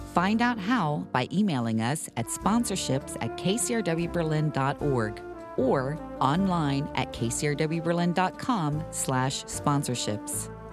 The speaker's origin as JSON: {"language": "English", "country": "United States", "said": "as an American football fan"}